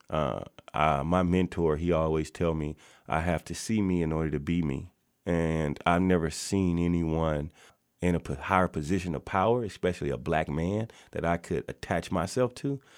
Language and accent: English; Natchez, Mississippi, United States; now in Kent, Washington, United States; I am born and raised in Natchez, Mississippi